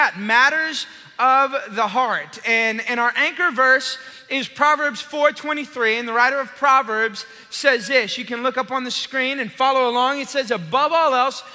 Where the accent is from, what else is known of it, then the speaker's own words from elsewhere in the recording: Austin, Texas, United States; moved away as an adult; I'm originally from Austin.